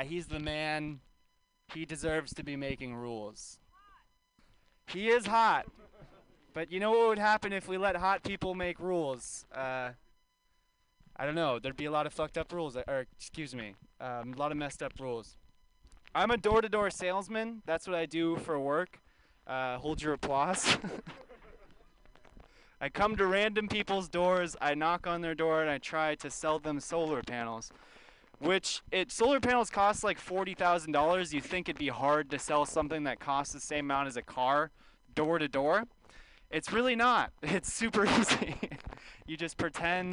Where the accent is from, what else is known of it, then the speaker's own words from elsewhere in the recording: California, United States; I grew up in California